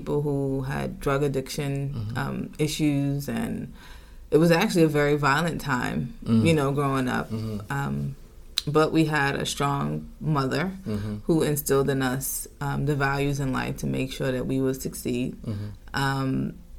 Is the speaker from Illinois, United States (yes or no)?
no; New York City, New York, United States; We grew up in Harlem in Drew Hamilton Houses.